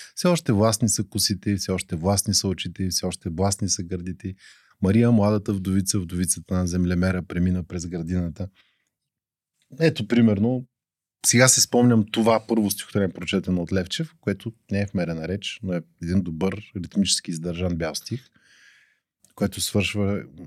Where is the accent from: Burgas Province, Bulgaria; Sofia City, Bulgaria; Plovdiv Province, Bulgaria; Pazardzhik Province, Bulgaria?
Burgas Province, Bulgaria; Burgas; now in Sofia, Bulgaria; роден съм в Бургас, но имам здрави селски корени